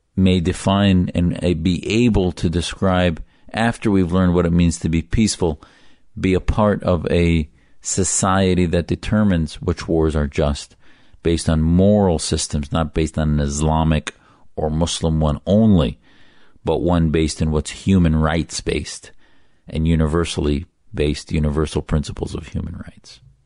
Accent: United States; I, as a loyal American, joined the U S Navy

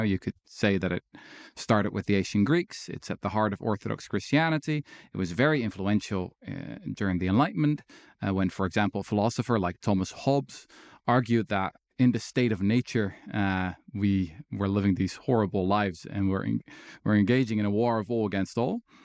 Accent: Netherlands; I was born in the Netherlands

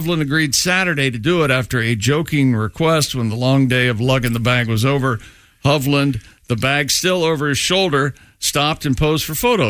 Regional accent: Columbus, Ohio, United States; Columbus, Ohio. Franklin County, my hometown.

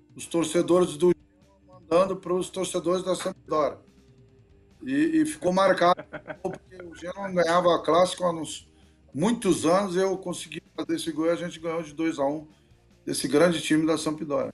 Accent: border region with Uruguay, Rio Grande do Sul, Brazil; moved away; also born or lived in Genoa, Italy; o Uruguai cedeu aquela região onde eu nasci

